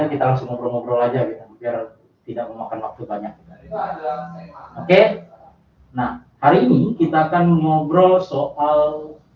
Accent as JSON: {"language": "Indonesian", "region": "Central Kalimantan", "country": "Indonesia", "said": "saya dari Wali Kalimantan Tengah"}